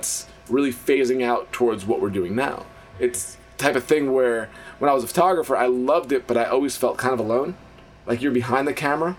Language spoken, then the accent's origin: English; Long Island, New York, United States; also born or lived in Evansville, Indiana; now in Pittsburgh, United States; I grew up on Long Island in New York